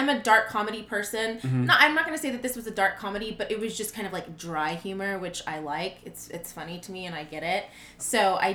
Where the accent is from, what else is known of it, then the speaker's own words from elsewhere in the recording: Fort Worth, Texas, United States; I am from Fort Worth, Texas, born and raised